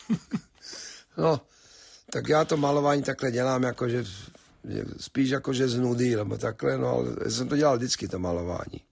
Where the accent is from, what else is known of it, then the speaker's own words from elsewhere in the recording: Slovakia; moved away as an adult; now in United States; původně jako, že jsem Slovák